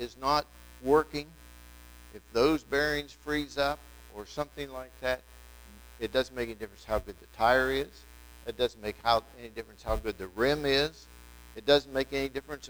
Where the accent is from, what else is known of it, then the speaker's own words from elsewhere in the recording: Wetzel County, West Virginia, United States; I'm from Wetzel County, you know, and I'm about as far back in Wetzel County as you can get